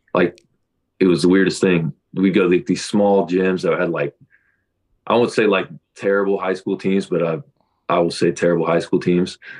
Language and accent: English; Kansas, United States; born or raised there